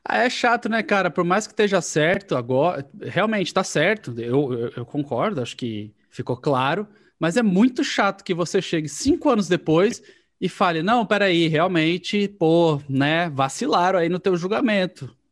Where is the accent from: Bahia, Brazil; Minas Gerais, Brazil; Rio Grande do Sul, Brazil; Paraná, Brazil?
Paraná, Brazil; eu sou paranaense